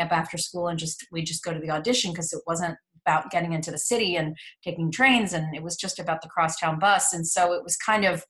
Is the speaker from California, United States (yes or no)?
no; New York City, New York, United States; accent: Midwestern; So I grew up in New York City. I'm from the Upper East Side. So I'm actually a true New Yorker, but I have a Midwestern accent because my mom is from Illinois.